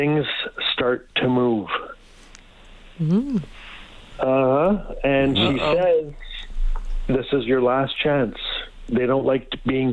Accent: Fort Smith, Northwest Territories, Canada; now in Edmonton, Canada; I was raised in Fort Smith, Northwest Territories

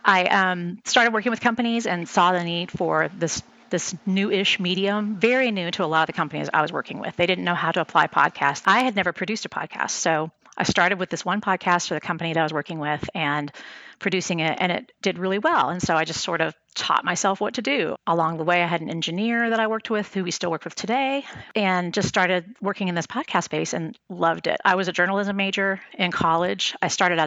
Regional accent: San Antonio, Texas, United States; moved away; I'm originally from San Antonio

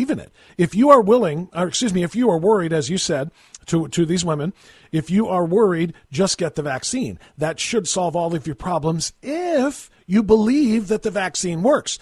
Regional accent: United States; as an American citizen

